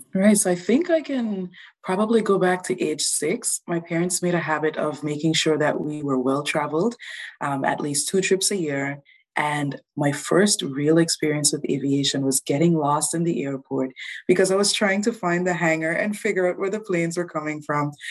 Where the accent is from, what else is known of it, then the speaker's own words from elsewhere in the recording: Anguilla; moved away as an adult; now in New Brunswick, Canada; I'm originally from Anguilla, very small island